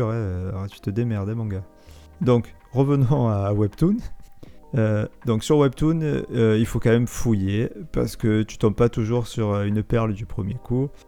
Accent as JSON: {"language": "French", "country": "United States", "first_language": "English", "second_language": "French", "said": "Oui, non, moi, LV1, non, ma langue natale, c'est l'américain."}